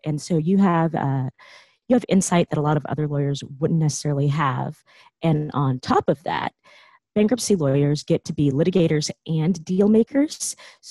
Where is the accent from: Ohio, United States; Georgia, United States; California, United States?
California, United States; Silicon Valley; I grew up in Silicon Valley